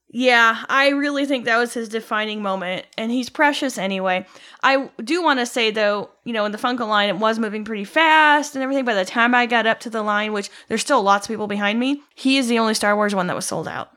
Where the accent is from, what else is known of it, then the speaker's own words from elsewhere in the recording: Midwest, United States; I'm from the Midwest